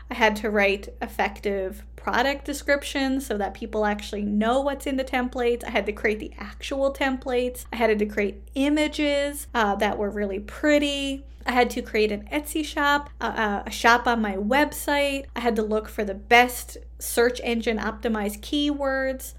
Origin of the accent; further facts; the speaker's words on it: Canada; I am a Canadian social worker